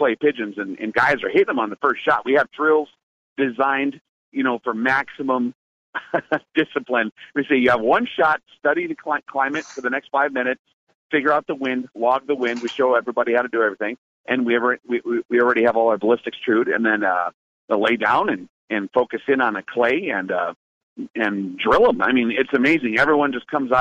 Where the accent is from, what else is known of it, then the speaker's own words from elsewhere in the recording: North Dakota, United States; also born or lived in Montana; I'm from the Dakotas, and I lived in Montana for a number of years as well